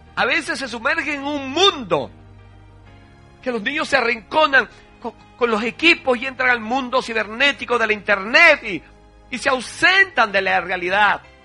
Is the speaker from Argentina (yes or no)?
no; Venezuela; En Venezuela decimos cola